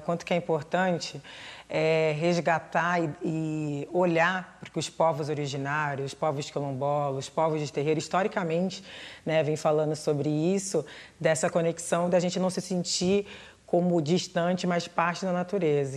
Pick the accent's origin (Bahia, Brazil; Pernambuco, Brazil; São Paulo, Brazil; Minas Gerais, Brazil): São Paulo, Brazil; Santos; moved away as an adult; now in São Paulo, Brazil; Eu sou de Santos, litoral. Então eu cresci muito perto do mar